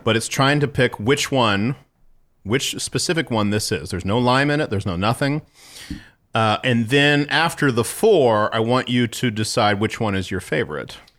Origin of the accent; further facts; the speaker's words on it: San Antonio, Texas, United States; we're from San Antonio